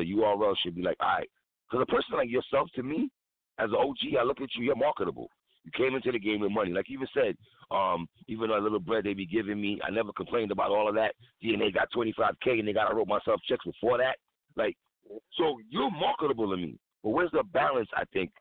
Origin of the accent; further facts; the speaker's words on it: New York City, New York, United States; I'm from High Rise, Brooklyn.